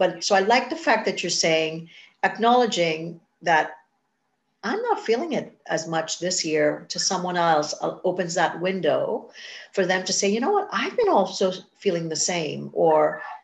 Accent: Trinidad & Tobago; now in Canada; I'm from Trinidad

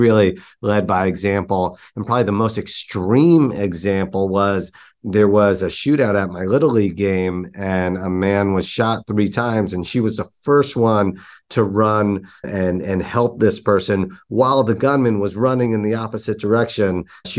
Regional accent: New York, United States; growing up in New York, I feel like you're just surrounded by energy and entrepreneurship just seems to be in all places.

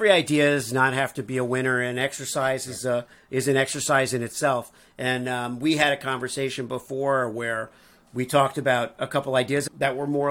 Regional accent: Missouri, United States; I'm from Missouri

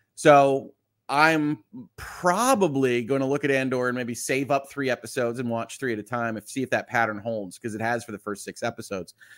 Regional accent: just outside of Chicago, Illinois, United States; I was born just outside of Chicago.

